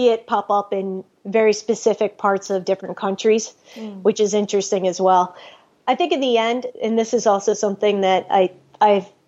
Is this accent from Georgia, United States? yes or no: no; New York, United States; I'm from New York. We tend to be direct, but also I'm also a first generation American